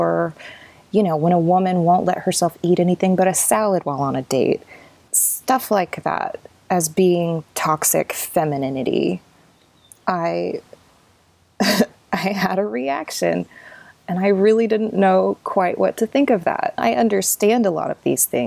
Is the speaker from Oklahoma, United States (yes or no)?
yes; Southern Oklahoma, United States; growing up in Southern Oklahoma, in Southern Baptist churches